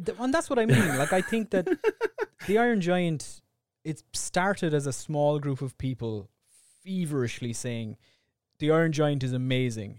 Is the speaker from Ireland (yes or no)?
yes; Ireland; We're two Irish idiots.